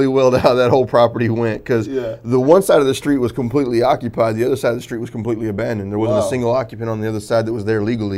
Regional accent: Fort Worth, Texas, United States; grew up in East Fort Worth

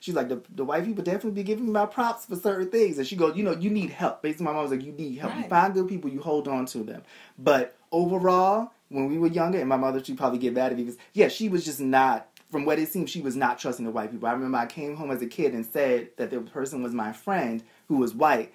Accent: Boston, Massachusetts, United States; I grew up in Boston.

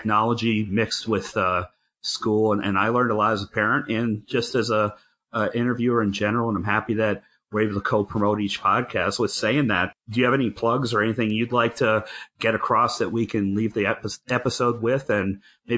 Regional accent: Hamden, Connecticut, United States; now in Wisconsin, United States; I was from Hamden

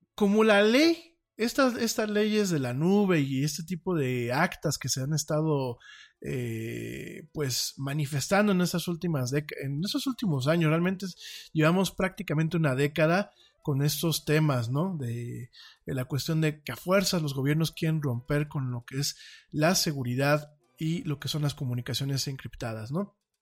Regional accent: Mexico; como ciudadano de, este país

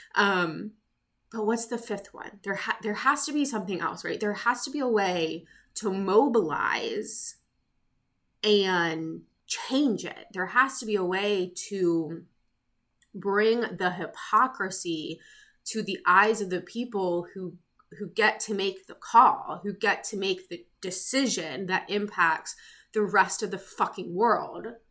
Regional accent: United States; I am American. I live in the US

